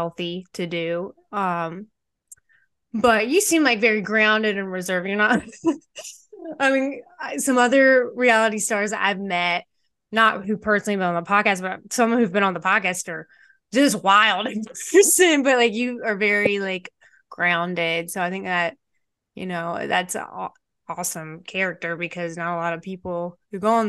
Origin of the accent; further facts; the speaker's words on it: North Carolina, United States; accent: country; also born or lived in Spain; now in Florida, United States; that's like me in North Carolina. Like, it's nice to go home and see my family